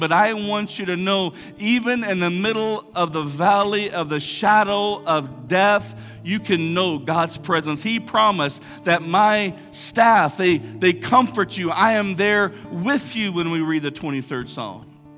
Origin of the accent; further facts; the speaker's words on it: Big Lake, Texas, United States; I grew up in Big Lake, big, big town, big metropolis of Big Lake